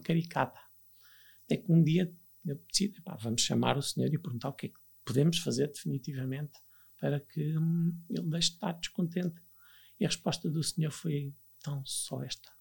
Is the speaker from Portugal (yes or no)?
yes; Viana do Castelo, Portugal; moved away as an adult; also born or lived in Lisbon; eu sou natural de Viana de Castelo, no, estava no 12 ano, sempre vivi com os meus pais, estava em Viana de Castelo